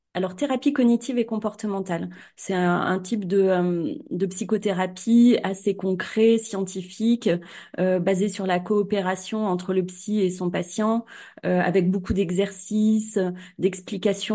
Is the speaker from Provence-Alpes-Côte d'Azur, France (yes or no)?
no; Cournon-d'Auvergne, Auvergne-Rhône-Alpes, France; à Clermont-Ferrand, euh, à Cournon d'Auvergne